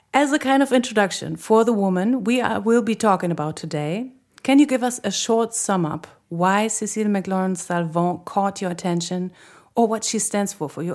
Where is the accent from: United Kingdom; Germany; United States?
Germany; Berlin; she is a real Berliner, just like me.